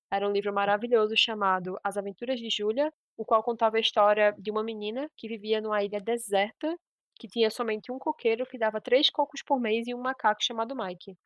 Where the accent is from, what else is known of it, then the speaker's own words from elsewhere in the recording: Pernambuco, Brazil; Eu sou pernambucana, tenho 22 anos